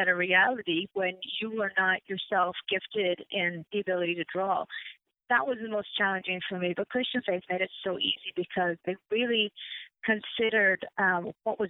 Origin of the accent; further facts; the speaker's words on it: Ireland; moved away; I'm originally from Ireland, born and raised.